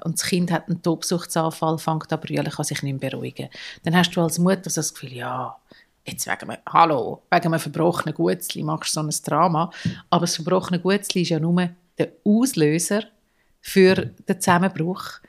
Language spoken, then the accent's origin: German; Zurich, Switzerland; ich bin so die, gewesen, die als Teenager auf den Nachtbus warten, zu Nacht am Eis am Bellevue Zürich